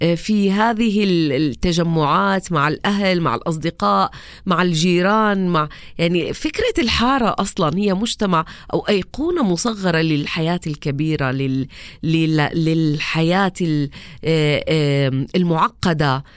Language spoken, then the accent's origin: Arabic; Raqqa, Raqqa Governorate, Syria; moved away as an adult; also born or lived in Aleppo, Syria; now in Amman, Jordan